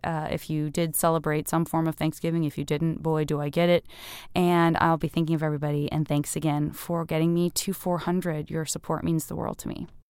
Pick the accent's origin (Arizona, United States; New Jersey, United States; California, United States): Arizona, United States; Tucson; moved away; I'm originally from Tucson, Arizona